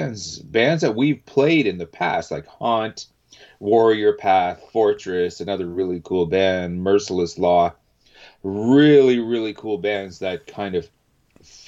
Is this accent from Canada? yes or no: yes; Canada; being a Canadian